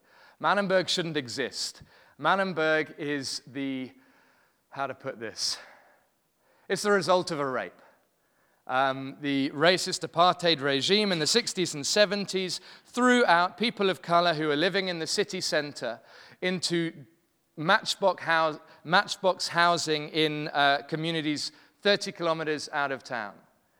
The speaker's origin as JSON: {"language": "English", "region": "London", "country": "United Kingdom", "moved": "yes", "lives_now": "Cape Town, South Africa", "said": "Really happy to be here. I'm from London originally, but have been in Cape Town for the last almost 8 years."}